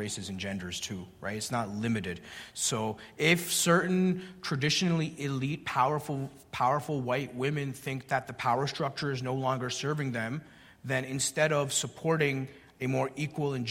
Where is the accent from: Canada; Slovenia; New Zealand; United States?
Canada; the welfare state where I grew up in Canada